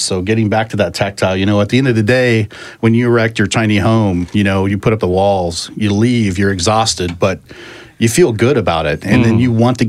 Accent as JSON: {"language": "English", "region": "Oregon", "country": "United States", "tie": "born or raised there", "also_born_or_lived": "Willamette Valley, Oregon", "lives_now": "Bend, United States", "said": "Oregon native, born and raised."}